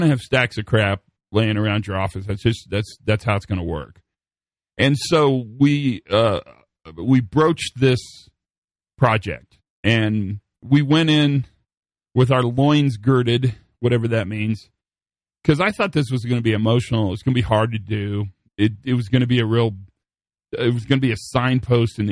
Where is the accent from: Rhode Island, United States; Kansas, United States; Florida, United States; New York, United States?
Kansas, United States; Western; moved away; So I grew up in Western Kansas